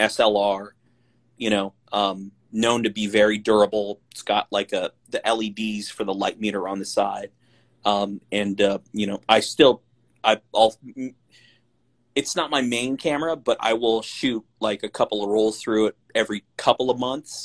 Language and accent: English; Benicia, California, United States; I'm from the East, the San Francisco East Bay Area